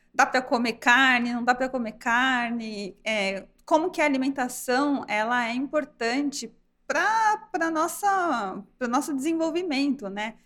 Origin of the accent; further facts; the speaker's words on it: Brazil; como brasileira